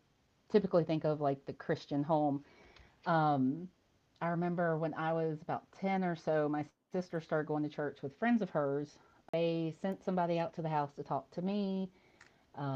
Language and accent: English; Callahan, Florida, United States; also born or lived in Jacksonville; I was pretty much born and raised in the Jacksonville area. I grew up in Callahan, which is just north of Jacksonville